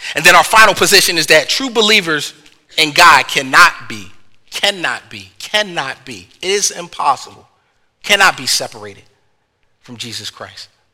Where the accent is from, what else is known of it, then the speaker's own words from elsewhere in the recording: Philadelphia, Pennsylvania, United States; I'm from the North, I'm from Philly